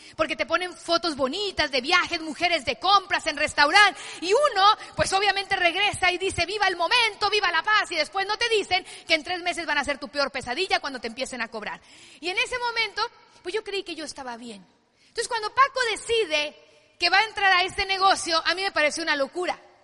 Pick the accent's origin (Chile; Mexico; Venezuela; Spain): Mexico; Culiacán, Sinaloa; yo soy de Sinaloa de Culiacán, familia de siete hijos